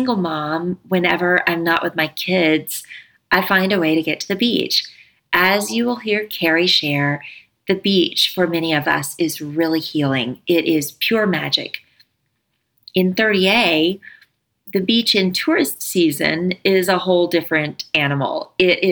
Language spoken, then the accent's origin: English; Pace, Florida, United States; That's where I grew up